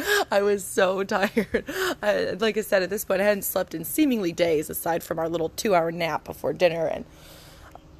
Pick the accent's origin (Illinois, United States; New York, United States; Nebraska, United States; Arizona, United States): New York, United States; Angola; moved away; also born or lived in Texas; I'm an Italian-American woman, and I grew up in Angola, New York, growing our own tomatoes